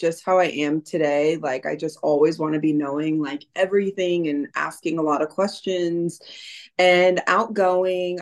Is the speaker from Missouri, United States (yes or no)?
yes; Missouri, United States; moved away as an adult; also born or lived in South America / Thailand; now in Los Angeles, United States; I'm from Kansas City, Missouri. I'm actually from a small town outside of Missouri, but I live in Los Angeles now